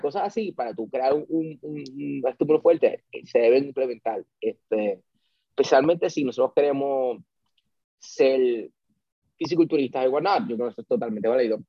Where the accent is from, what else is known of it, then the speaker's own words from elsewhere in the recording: Puerto Rico; somos puertorriqueños